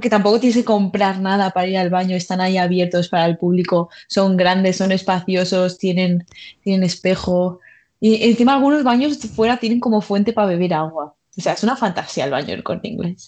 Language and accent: Spanish; Mallorca, Balearic Islands, Spain; moved away as an adult; now in Madrid, Spain; también soy de Mallorca